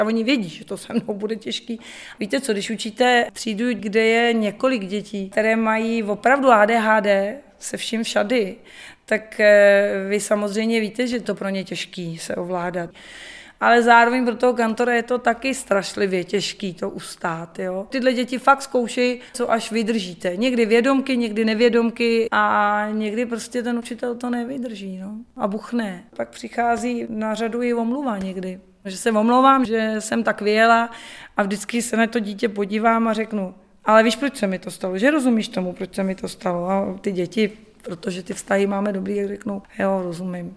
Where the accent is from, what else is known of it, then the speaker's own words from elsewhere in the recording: Czechia; also born or lived in England; vrátila jsem se domů jako sebevědomá Češka